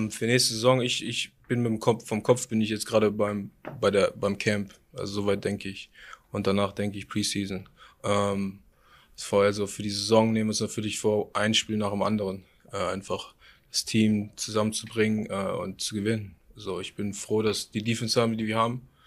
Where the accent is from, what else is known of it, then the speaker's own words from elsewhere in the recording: Germany; dass wenn ich sage, ich komme aus Deutschland